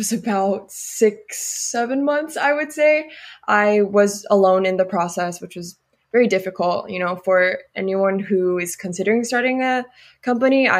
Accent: South Korea; moved away as an adult; now in Berkeley, United States; I grew up in Korea

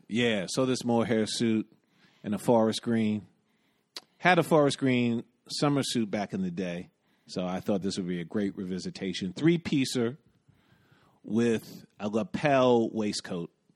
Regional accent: New York, United States; When I was a little kid growing up in the West Village with my mom and then later on in the Bronx with my grandparents

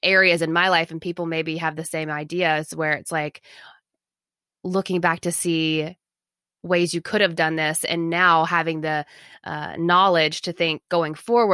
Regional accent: the South, United States; I'm from the South

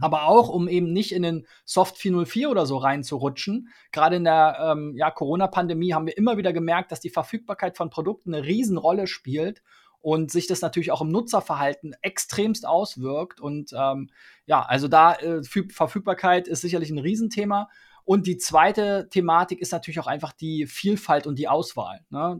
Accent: Berlin, Germany; ich komme ursprünglich aus Spandau

